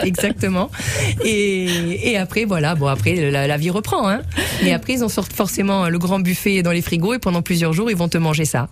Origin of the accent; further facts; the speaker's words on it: Sweden; now in Nice, France; je suis née en Suède.